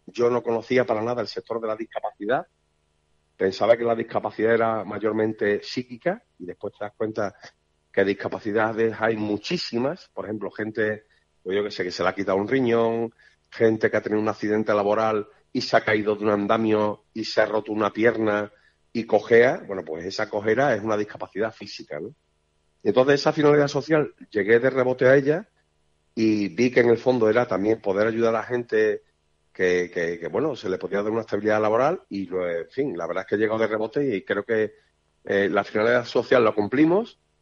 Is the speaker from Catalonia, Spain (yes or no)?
no; Seville, Andalusia, Spain; moved away as an adult; now in Villafranca de los Barros, Spain; yo soy de Sevilla